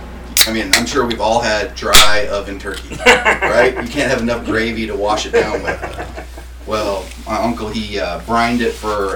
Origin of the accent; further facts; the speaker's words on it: Ridgecrest, California, United States; also born or lived in Washington; Grew up, went played high school ball out in Ridgecrest for Burroughs High School.